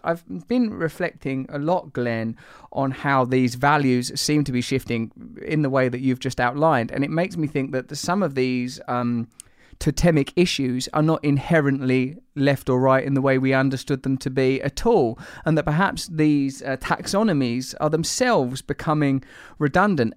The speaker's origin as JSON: {"language": "English", "region": "England", "country": "United Kingdom", "said": "I'm English"}